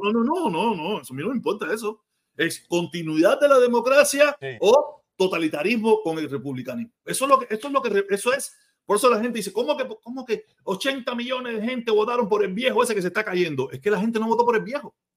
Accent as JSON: {"language": "Spanish", "country": "Cuba", "tie": "born or raised there", "moved": "yes", "lives_now": "United States", "said": "mi país natal"}